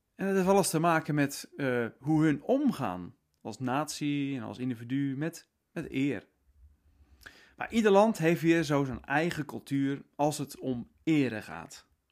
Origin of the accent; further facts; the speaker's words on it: Netherlands; wij als Nederlanders